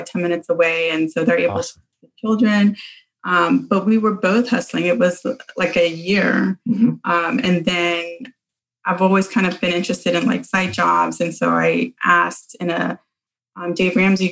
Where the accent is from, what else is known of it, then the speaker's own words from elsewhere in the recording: Panama; moved away; I'm from Panama